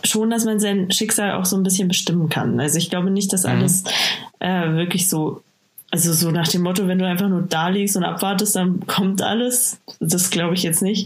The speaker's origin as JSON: {"language": "German", "town": "Bad Aibling", "region": "Bavaria", "country": "Germany", "moved": "yes", "said": "ich komme ja aus Bad Aibling ursprünglich"}